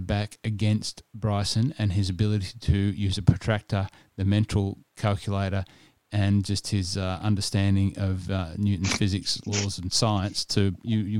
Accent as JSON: {"language": "English", "region": "New South Wales", "country": "Australia", "tie": "born or raised there", "also_born_or_lived": "Sydney", "moved": "yes", "lives_now": "Melbourne, Australia", "said": "I grew up in New South Wales, as you know, and spent a lot of time in Sydney"}